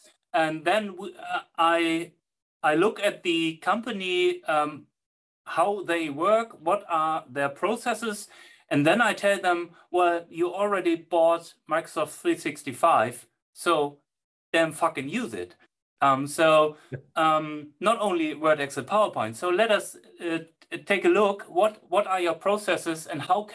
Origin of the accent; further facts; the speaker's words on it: Germany; English is a second language; I'm from Germany, my English is not the best